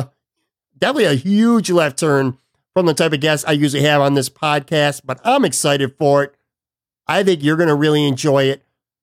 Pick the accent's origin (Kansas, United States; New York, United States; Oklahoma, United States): New York, United States; Buffalo; moved away; I've actually traveled back to my hometown of Buffalo, New York for a couple days